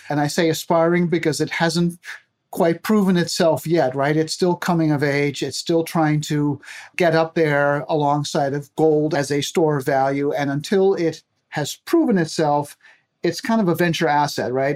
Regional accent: Aruba; moved away as an adult; now in United States; I grew up, born and raised in Aruba of Dutch parents, found my way to the U S, and I have been here my whole adult life

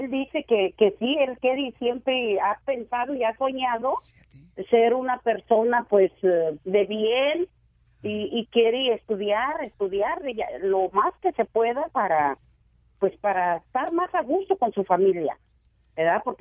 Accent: La Piedad, Michoacán, Mexico; Somos de la Piedad, Michoacán.

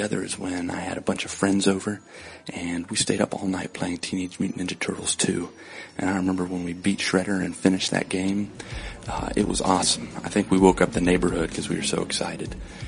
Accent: West Virginia, United States; also born or lived in southern Brazil; now in Brazil; I'm from West Virginia. I currently live in southern Brazil

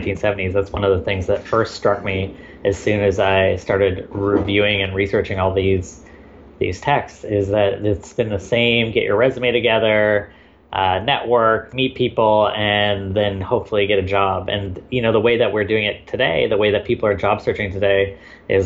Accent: Victoria, British Columbia, Canada; I am Canadian. I grew up in a small town called Victoria, BC

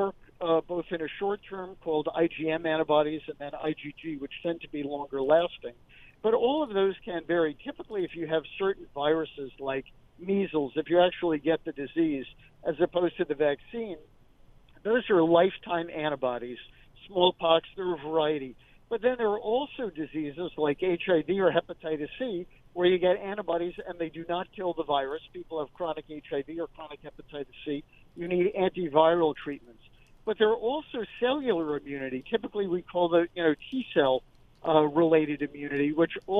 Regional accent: New York City, New York, United States; I too am a native New Yorker, born and raised on the Upper West Side.

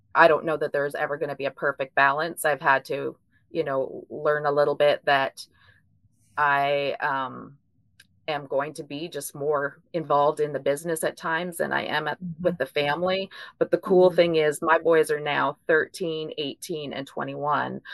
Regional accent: Ontario, Canada; moved away as an adult; now in Bowling Green, United States; I'm actually originally from Ontario, Canada, but uh, we moved down to Kentucky about 15 years ago

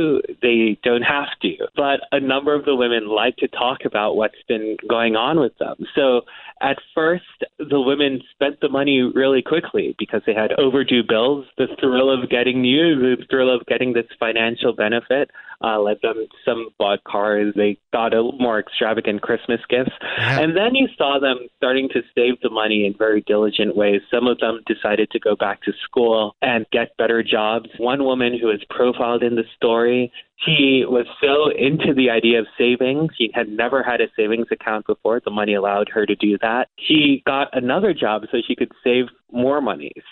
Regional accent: New York, United States; I'm a New Yorker, and one of the things that we were often told when we were growing up in New York

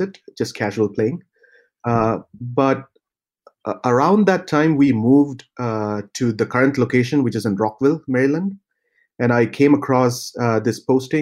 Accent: Thrissur, Kerala, India; also born or lived in Tamil Nadu; I was born in the state of Kerala in India, which is a small coastal state. So my hometown is Thrissur

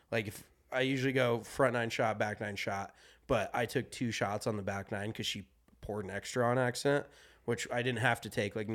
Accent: Colorado, United States; no, like that's growing up in Colorado.

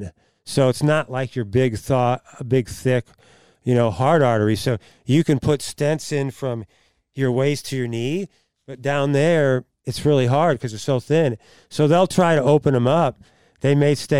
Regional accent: Oakville, Missouri, United States; I was born and raised in Oakville

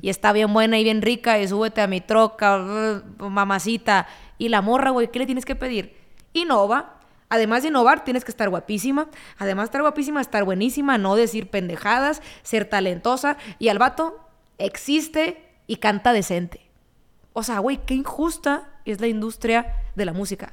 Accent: Ciudad Obregón, Sonora, Mexico; crecí en Sonora, escuchando corridos

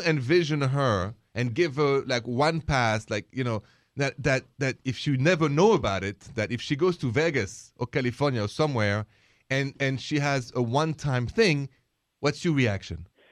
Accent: France; moved away; I come from France

